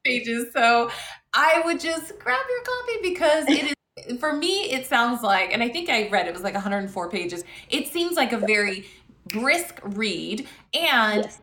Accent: Las Vegas, Nevada, United States; my hometown of Las Vegas

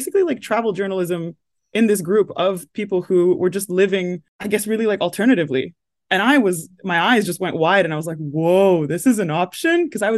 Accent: London, United Kingdom; accent: American; also born or lived in United States; And we lived in the US when I was a little kid, which is why I have this accent. But then I was born in London and then we moved to the US. We were there for 10 years and then came back to the UK

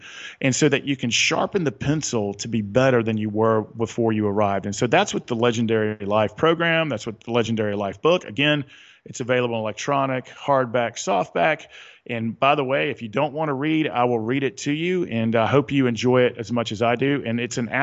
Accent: the South, Southern United States, United States; accent: Southern; my Southern accent

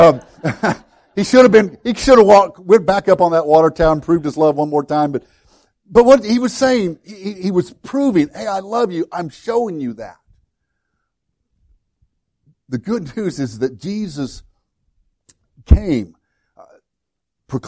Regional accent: Woodlawn, Illinois, United States; My hometown, Woodlawn, Illinois, a little town of about 300 in southern Illinois

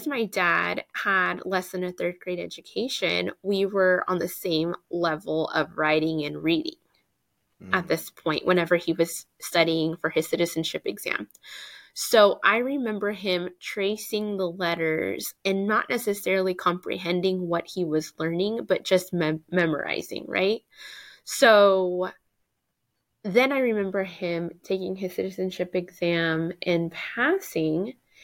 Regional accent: Tulsa, Oklahoma, United States; And I was born in Tulsa.

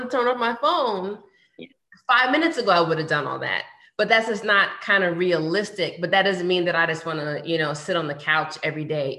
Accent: New York, United States; also born or lived in Washington, D.C.; now in Atlanta, United States; I went to the Mecca and I'm in Atlanta and I'm from New York

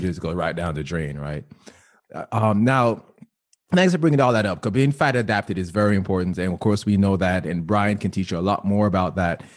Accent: Jamaica; now in United States; I grew up in Jamaica

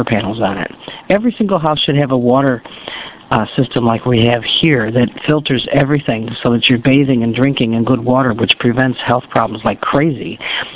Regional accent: United States; I'm an American.

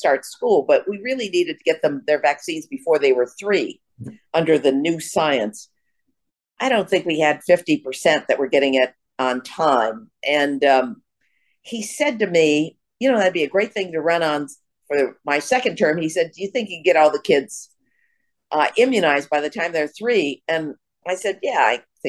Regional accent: Wisconsin, United States; moved away; I came from Wisconsin.

